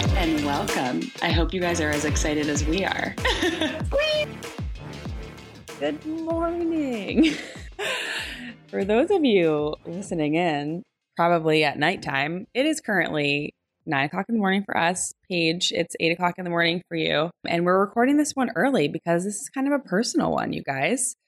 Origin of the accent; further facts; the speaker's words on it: New Jersey, United States; I grew up in New Jersey. I'm a Jersey girl through and through.